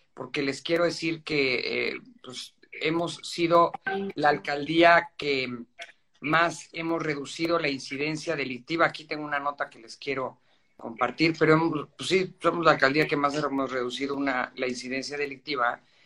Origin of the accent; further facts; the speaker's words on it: Mexico City, Mexico; also born or lived in Guadalupe Inn; Yo nací, crecí en San Ángel y es obviamente una colonia a la que le tengo mucho, mucho cariño